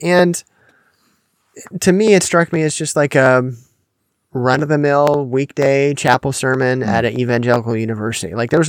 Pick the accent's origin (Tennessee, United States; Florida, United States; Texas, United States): Florida, United States; Pensacola; the biggest one is from my hometown in Pensacola, the Brownsville Revival